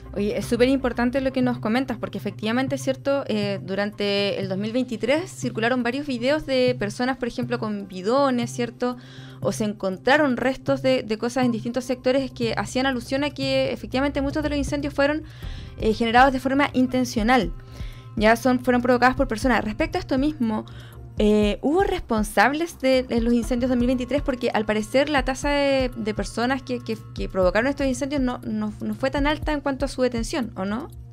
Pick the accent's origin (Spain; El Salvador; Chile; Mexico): Chile; Quillón, Ñuble; soy de Quillón, que es una de las zonas que varias, en varias oportunidades se ha visto afectada